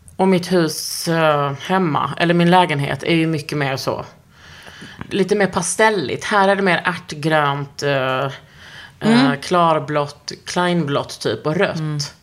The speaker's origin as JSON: {"language": "Swedish", "town": "Lund", "region": "Skåne", "country": "Sweden", "tie": "born or raised there", "moved": "yes", "said": "hemma i Lund"}